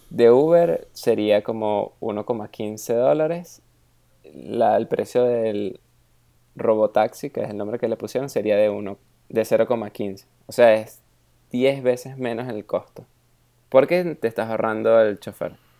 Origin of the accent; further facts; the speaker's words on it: Venezuela; now in Germany; soy de Venezuela